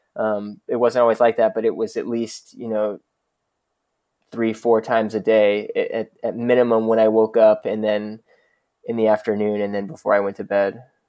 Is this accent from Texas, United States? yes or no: yes; Dallas, Texas, United States; I grew up in Dallas, and I, I grew up in, in Dallas proper